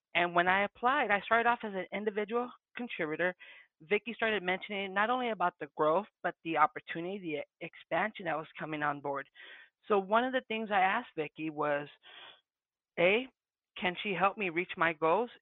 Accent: Santa Ana, California, United States; first language Spanish; English is a second language; moved away; also born or lived in Phoenix, Arizona; I'm from the West Coast, born and raised Southern California, Santana, Orange County, Spanish being my first language

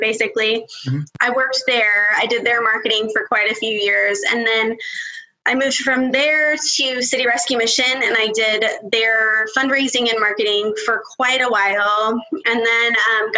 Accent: West Texas, United States; also born or lived in Roswell, New Mexico; now in Bethany, United States; I lived in Texas, like all through West Texas

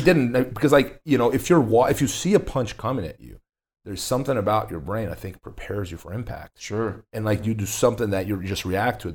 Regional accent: Brazil; now in Las Vegas, United States; I grew up in Brazil.

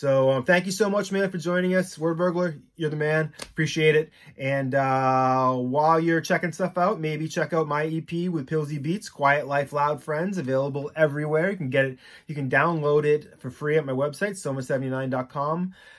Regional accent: Boston, Massachusetts, United States; I mean, I'm from Boston.

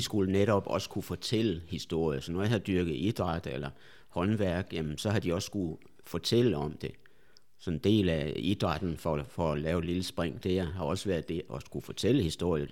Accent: a small village outside Viborg, Central Jutland, Central Denmark Region, Denmark; moved away; also born or lived in Albertslund; nu skal vi helt tilbage til, til Midtjylland, ja. en lille landsby uden for Viborg

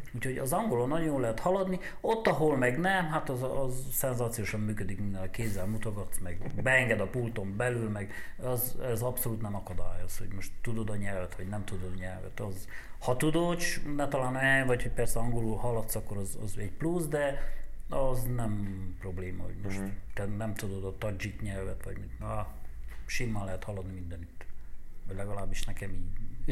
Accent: Romania; én Romániából vagyok

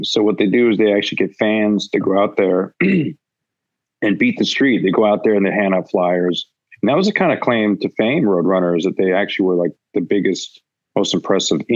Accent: Vancouver, British Columbia, Canada; growing up in Vancouver

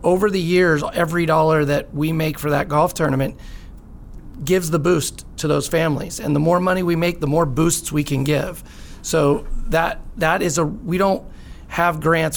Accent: Lake Arrowhead, California, United States; moved away as an adult; also born or lived in San Francisco; now in San Diego, United States; I actually grew up in Lake Arrowhead, California.

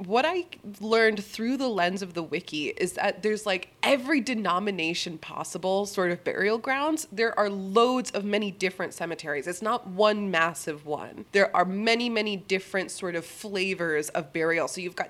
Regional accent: East Coast, United States; I grew up on the East Coast, so did Drew.

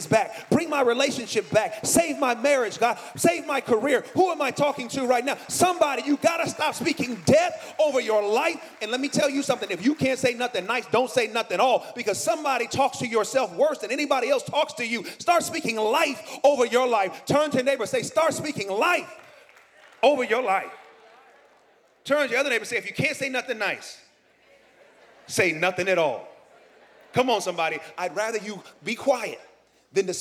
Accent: Oakland, California, United States; moved away; I'm from Oakland. I'm from the East Bay

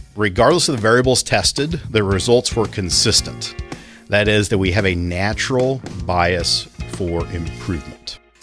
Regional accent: Kansas, United States; in my hometown, the paper came out once a week

